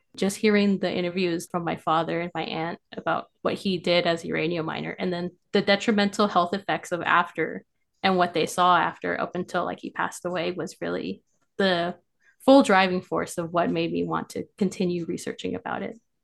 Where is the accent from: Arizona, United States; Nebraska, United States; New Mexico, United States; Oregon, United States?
New Mexico, United States; Farmington; I am from Farmington, New Mexico